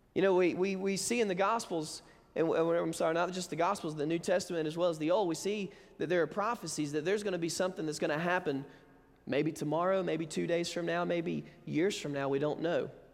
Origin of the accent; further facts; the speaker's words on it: Alabama, United States; moved away; we grew up in Alabama